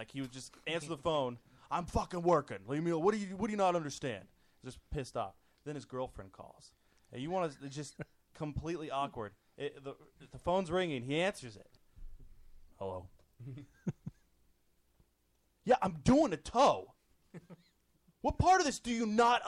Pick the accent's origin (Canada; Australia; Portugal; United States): United States; Kentucky; moved away; I grew up in Kentucky.